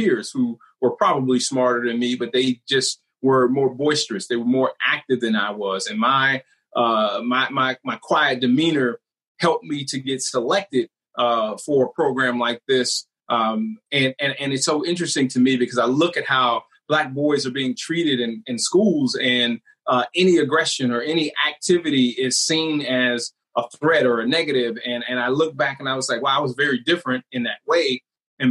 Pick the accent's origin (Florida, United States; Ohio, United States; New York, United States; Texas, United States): Ohio, United States; Canton; I grew up in Canton, Ohio